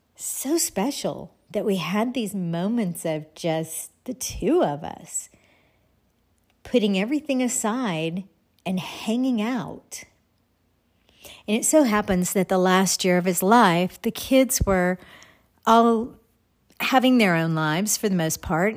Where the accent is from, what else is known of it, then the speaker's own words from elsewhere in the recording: Texas, United States; moved away; I grew up in Texas. I grew up on kolaches